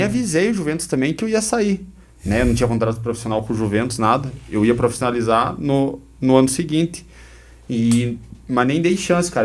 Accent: Guarapuava, Paraná, Brazil; also born or lived in Curitiba / Joinville / São Paulo / Belgium; Sou natural de Guarapuava, nascido e criado

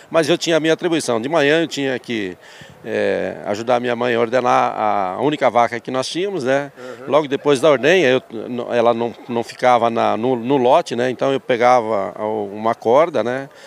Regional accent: Concórdia, Santa Catarina, Brazil; born there; now in Palotina, Brazil; Eu nasci em Santa Catarina, Concórdia, uma cidade progressista, sempre teve ligada com o agro.

